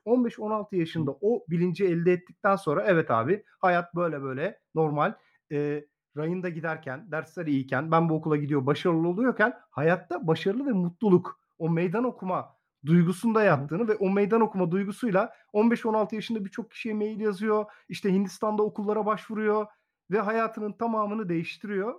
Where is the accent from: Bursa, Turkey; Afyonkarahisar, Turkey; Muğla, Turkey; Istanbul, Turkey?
Muğla, Turkey; moved away as an adult; also born or lived in Samsun Ayvacık / Çanakkale / Manisa Sarıgöl; now in Salihli, Turkey; asıl memleketim Muğla